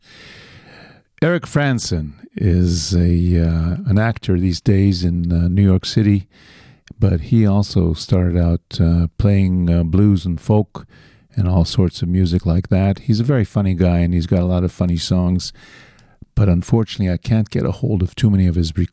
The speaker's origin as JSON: {"language": "English", "town": "Toronto", "region": "Ontario", "country": "Canada", "tie": "born or raised there", "said": "I was born in Toronto"}